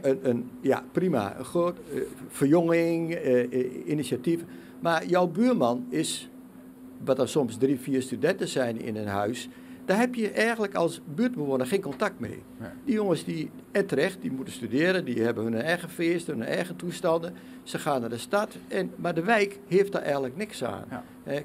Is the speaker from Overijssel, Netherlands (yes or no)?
yes; Twente, Overijssel, Netherlands; als Twentenaar